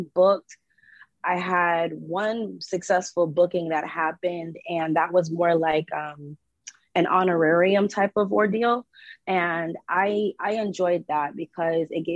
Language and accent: English; Fort Lauderdale, Florida, United States; I am from Fort Lauderdale, Florida